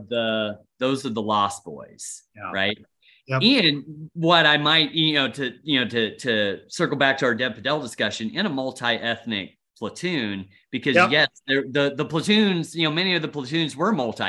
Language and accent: English; Kansas City, Missouri, United States; Like I'm from Kansas City.